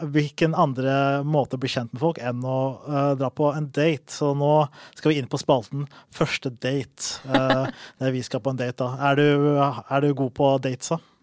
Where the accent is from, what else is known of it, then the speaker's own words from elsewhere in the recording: Oslo, Norway; jeg er fra Oslo